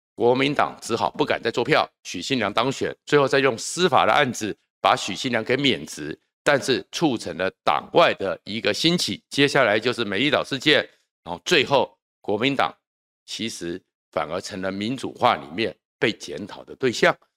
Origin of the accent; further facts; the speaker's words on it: Taiwan; 小时候啊，我是从眷村长大的第二代， 呃，外省， 所谓的外省人第二代， 所以呢，我听得懂闽南语，但是我不会讲闽南语。 然后有，我妈妈是云林的农村人， 所以阿公阿妈那一边，当然都讲闽南语